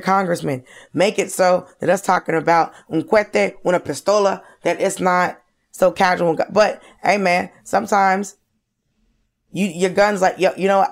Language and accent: English; Georgia, United States; I grew up in Georgia